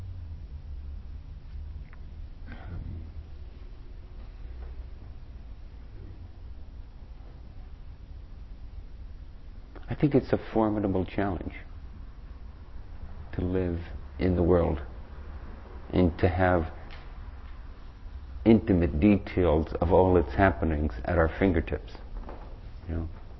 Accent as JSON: {"language": "English", "country": "Ireland", "tie": "born or raised there", "moved": "yes", "said": "I grew up in Ireland and I've gone back there to try to promote peace"}